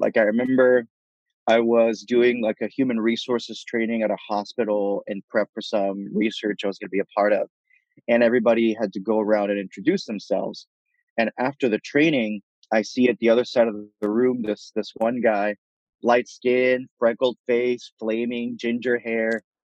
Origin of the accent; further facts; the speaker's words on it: San Juan, Puerto Rico; first language Spanish; English is a second language; moved away as an adult; now in New York City, United States; or first language in Spanish. I was born and raised in Puerto Rico in the metropolitan area. I came over when I was about 18 or so for college.